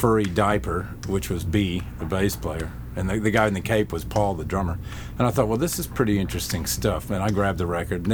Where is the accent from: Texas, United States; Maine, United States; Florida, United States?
Texas, United States; Dallas; I grew up in Dallas